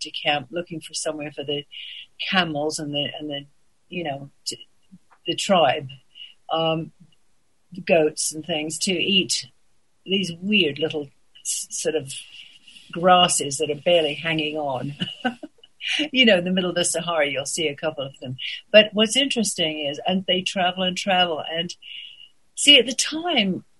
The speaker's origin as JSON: {"language": "English", "region": "England", "country": "United Kingdom", "tie": "born or raised there", "also_born_or_lived": "Paris", "moved": "as an adult", "said": "I was born in England"}